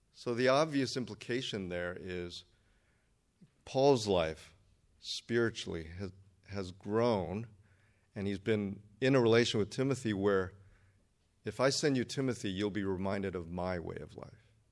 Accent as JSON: {"language": "English", "town": "Redondo Beach", "region": "California", "country": "United States", "tie": "born or raised there", "also_born_or_lived": "Berkeley", "said": "I grew up down here in Redondo Beach"}